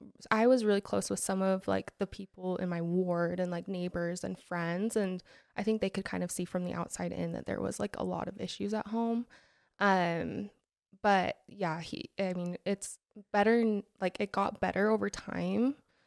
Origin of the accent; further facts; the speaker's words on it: Alpine, Utah, United States; So I am from Alpine.